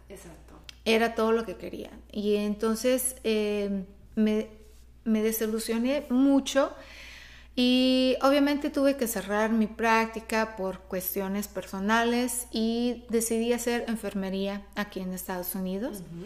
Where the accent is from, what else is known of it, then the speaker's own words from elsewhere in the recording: Brazil; Spanish is a second language; moved away as an adult; also born or lived in Mexico; yo soy de Brasil, yo nací en Brasil